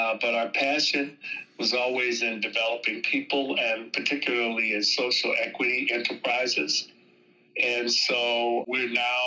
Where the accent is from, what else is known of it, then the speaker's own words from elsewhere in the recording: Los Angeles, California, United States; living and growing up in Los Angeles